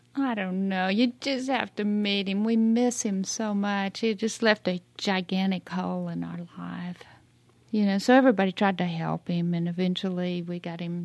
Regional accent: Lubbock, Texas, United States; also born or lived in Austin, Texas; I was born in Lubbock, Texas, and then I migrated down to Austin

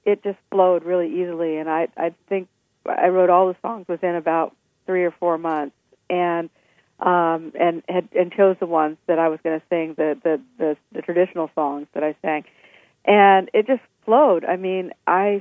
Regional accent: Nebraska, United States; born and raised in Nebraska

